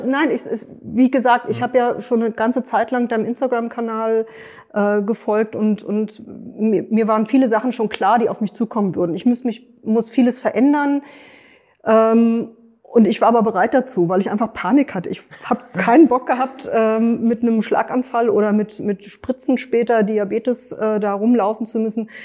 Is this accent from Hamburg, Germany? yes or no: no; Frankfurt, Hesse, Germany; Ich komme aus Frankfurt